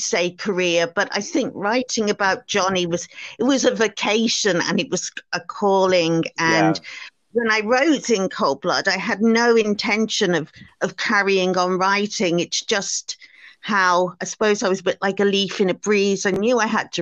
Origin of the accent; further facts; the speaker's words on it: Liverpool, North West England, United Kingdom; growing up in Liverpool in the 1960s